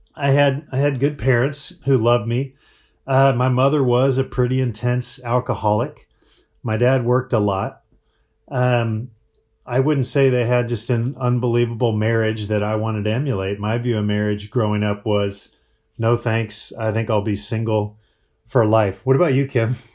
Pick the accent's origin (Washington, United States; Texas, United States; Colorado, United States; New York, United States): Colorado, United States; Breckenridge; now in Phoenix, United States; I grew up in Breckenridge, Colorado.